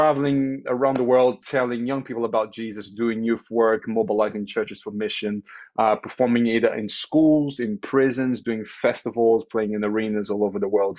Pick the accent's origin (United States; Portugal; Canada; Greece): Portugal; moved away as an adult; now in United Kingdom; I'm Portuguese. I was born in Portugal, grew up in Portugal, moved to the UK in 2008